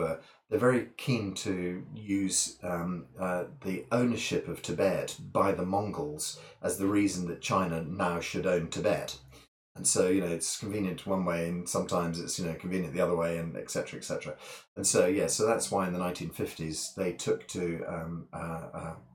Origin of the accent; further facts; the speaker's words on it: Scottish Borders, Scotland, United Kingdom; now in Bath, United Kingdom; I was brought up in the Scottish borders